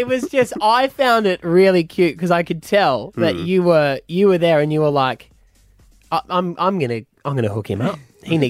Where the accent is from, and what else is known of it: Gladstone, Queensland, Australia; born or raised there